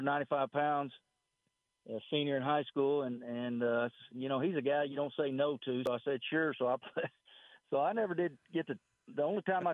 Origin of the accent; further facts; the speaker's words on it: West Texas, United States; growing up in West Texas, and you know, you got to be pretty tough out here